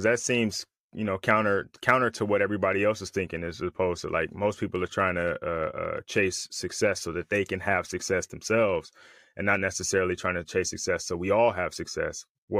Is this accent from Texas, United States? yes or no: no; Richmond, California, United States; moved away as an adult; also born or lived in Michigan / Pasadena; now in San Bernardino, United States; I'm from the Bay Area. So I grew up in Richmond.